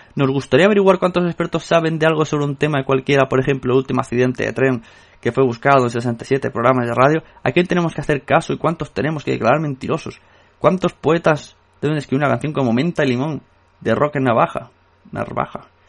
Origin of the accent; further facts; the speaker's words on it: Catalonia, Spain; soy catalán